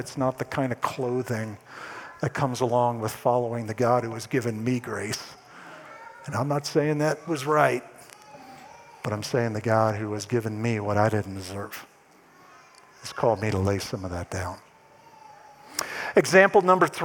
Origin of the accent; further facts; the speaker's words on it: East Coast, United States; moved away; I'm originally from the East Coast